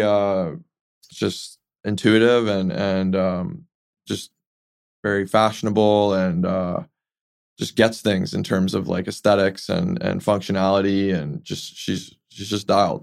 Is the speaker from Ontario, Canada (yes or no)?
no; Vancouver, British Columbia, Canada; grew up here in Vancouver